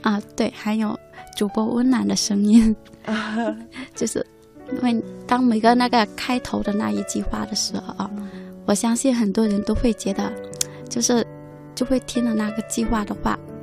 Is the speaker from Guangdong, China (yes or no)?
yes; Meizhou, Guangdong, China; 来自广东梅州